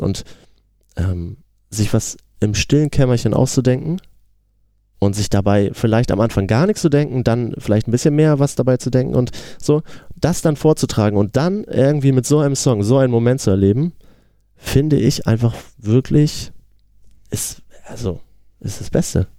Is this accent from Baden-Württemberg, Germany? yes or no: no; Geesthacht, Schleswig-Holstein, Germany; Wir sind eine Hamburger Band, aber wir kommen ja eigentlich ein bisschen außerhalb aus Geestacht